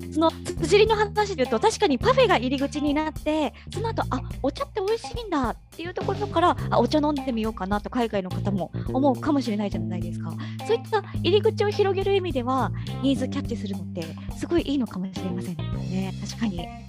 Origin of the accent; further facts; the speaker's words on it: Kagoshima, Japan; 鹿児島生まれの鹿児島育